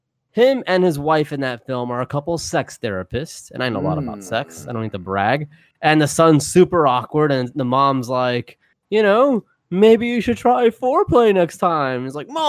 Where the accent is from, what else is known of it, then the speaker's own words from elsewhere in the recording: the South, United States; We are from the South here, you know.